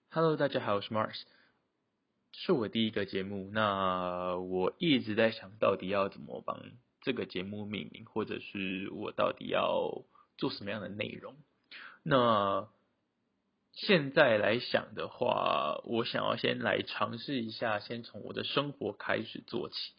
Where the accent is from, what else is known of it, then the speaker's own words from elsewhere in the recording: Taiwan; moved away as an adult; 我是台湾人